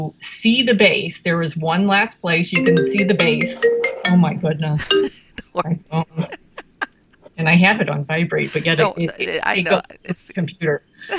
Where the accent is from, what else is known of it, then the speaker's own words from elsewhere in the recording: Chicago, Illinois, United States; we're from Chicago.